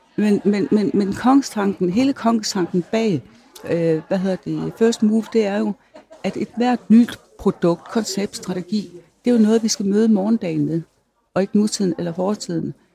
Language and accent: Danish; North Jutland, North Denmark Region, Denmark; moved away; jeg kommer fra Nordjylland, jeg er landmandsdatter